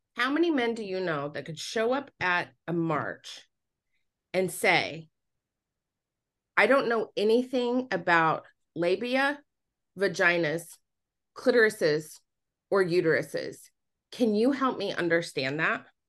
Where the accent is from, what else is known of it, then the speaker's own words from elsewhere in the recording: Utah, United States; moved away; I was born and raised in Utah